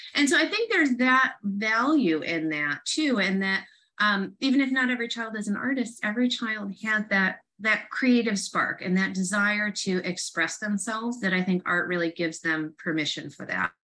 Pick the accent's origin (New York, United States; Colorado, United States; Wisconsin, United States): New York, United States; Rochester; moved away as an adult; also born or lived in Syracuse, New York; now in Southern California, United States; I'm from Rochester and went to graduate school in Syracuse